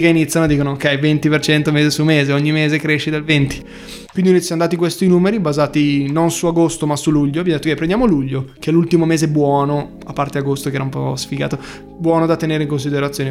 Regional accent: Bergamo, Lombardy, Italy; accent: Bergamasque; also born or lived in Milan; è un po' pesante il nostro accento

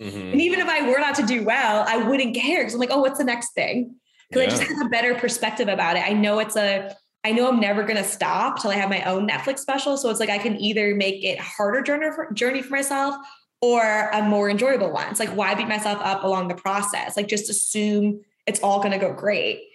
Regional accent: Boston, Massachusetts, United States; moved away as an adult; now in Los Angeles, United States; in my hometown

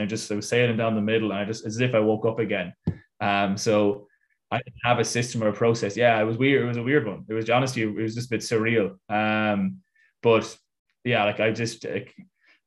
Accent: Ireland; moved away as an adult; also born or lived in Italy / United States; I'm Irish

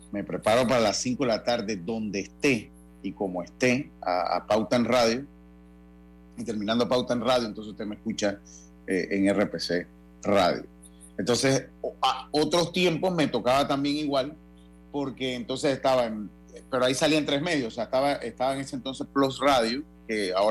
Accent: Santo Domingo, Dominican Republic; acá sí le dicen de donde yo soy, allá en Santo Domingo, hombre.

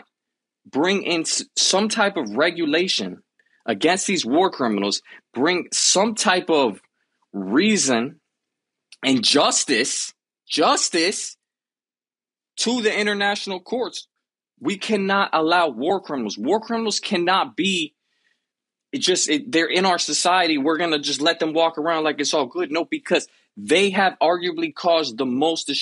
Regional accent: Miami, Florida, United States; I grew up in Miami

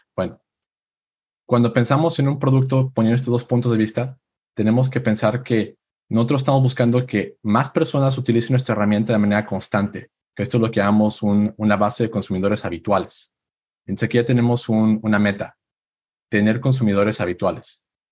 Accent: Aguascalientes, Mexico; moved away as an adult; now in Silicon Valley, United States; Yo soy de México, de una ciudad llamada Aguascalientes.

